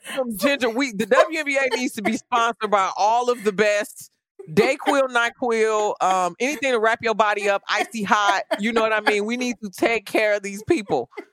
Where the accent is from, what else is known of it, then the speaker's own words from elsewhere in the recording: Chicago, Illinois, United States; I grew up in Chicago during the Michael Jordan era